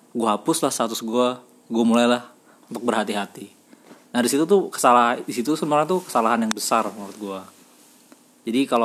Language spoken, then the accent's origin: Indonesian; Kalimantan, Indonesia; aku bukan dari kota aku dari desa yang terpencil